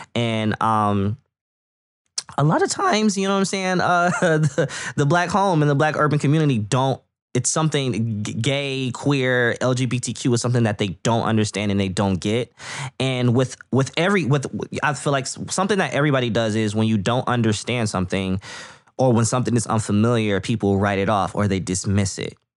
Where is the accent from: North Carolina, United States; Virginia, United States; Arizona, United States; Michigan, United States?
Michigan, United States; Flint; I'm from Flint, Michigan. I'm born and raised here